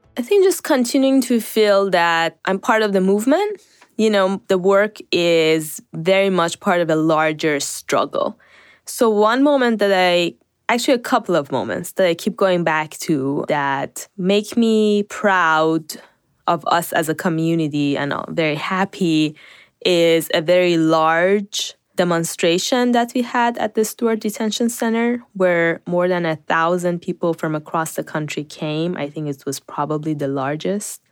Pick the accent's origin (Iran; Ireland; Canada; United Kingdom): Iran; also born or lived in North Carolina; now in United States; I grew up in Iran.